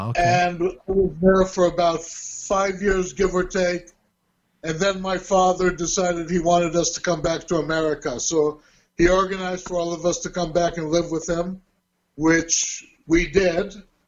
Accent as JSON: {"language": "English", "town": "Burbank", "region": "California", "country": "United States", "tie": "born or raised there", "also_born_or_lived": "Hollywood", "said": "I was born in Hollywood, California. Now, having said that, people reckon, you know, I'm involved in the movie industry or something, but the hospital was in Hollywood, and actually, after my birth, I was moved back home to Burbank."}